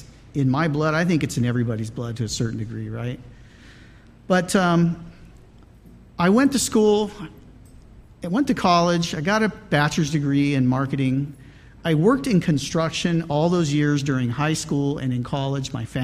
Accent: Riverside, California, United States; I was born here in Southern California and was raised out in the Riverside area

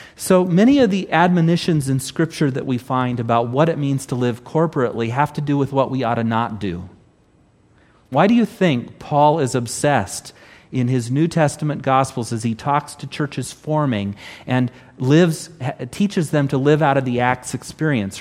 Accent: Southern California, United States; not only am I Californian, I'm Southern Californian.

